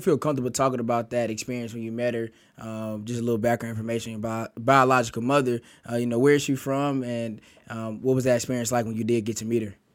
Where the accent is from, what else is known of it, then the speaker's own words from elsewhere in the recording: Kansas City, Missouri, United States; now in Columbia, United States; I'm from Kansas City, Missouri, and I'm a junior here at Mizzou